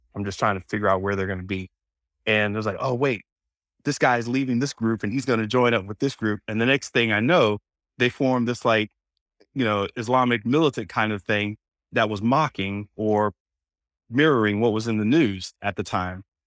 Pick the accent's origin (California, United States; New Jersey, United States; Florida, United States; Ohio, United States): Florida, United States; moved away; also born or lived in Oceanside; I grew up in Florida, so we say certain things certain ways